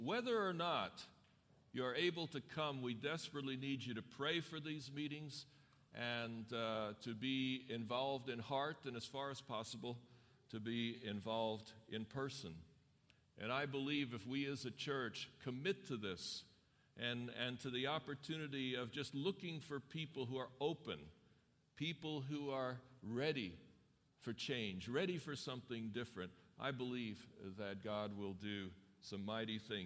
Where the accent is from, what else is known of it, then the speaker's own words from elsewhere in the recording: New York City, New York, United States; now in Loma Linda, United States; I grew up in New York City